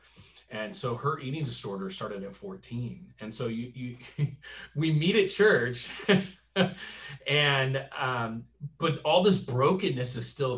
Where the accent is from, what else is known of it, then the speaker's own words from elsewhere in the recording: Southern California, United States; I grew up in Southern California, the heart of, you know, the Jesus movement